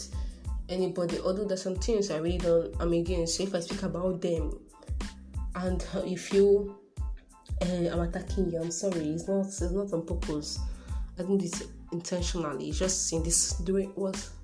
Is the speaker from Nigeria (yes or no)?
yes; Igbo, Igboland, Nigeria; I'm Nigerian, I am Igbo